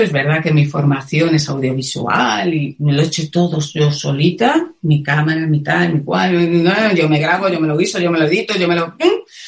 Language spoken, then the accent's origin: Spanish; Madrid, Community of Madrid, Spain; moved away as an adult; now in Cuenca, Spain; Yo soy de Madrid, aunque ahora vivo en un pequeño pueblo de Cuenca